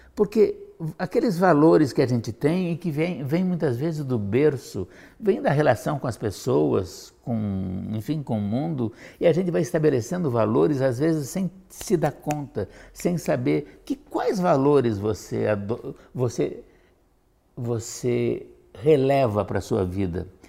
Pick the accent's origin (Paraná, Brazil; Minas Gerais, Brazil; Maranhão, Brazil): Paraná, Brazil; Curitiba; Eu sou curitibano, embora não nascido. Eu digo que nasci aqui